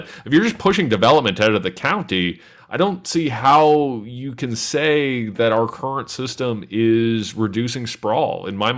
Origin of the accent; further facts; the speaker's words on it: London, Ontario, Canada; looking at London, Ontario. And, you know, what's happening in my hometown